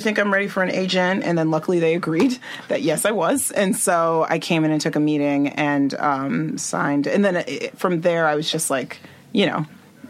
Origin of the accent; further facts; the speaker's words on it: Nigeria; I'm Nigerian and my family was like, why aren't you a doctor?